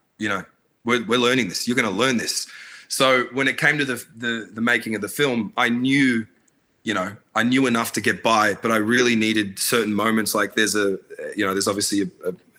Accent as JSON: {"language": "English", "country": "Australia", "tie": "born or raised there", "also_born_or_lived": "Baghdad, Iraq", "said": "so I was born in Baghdad, and I came to Australia when I was, only 3 or 4"}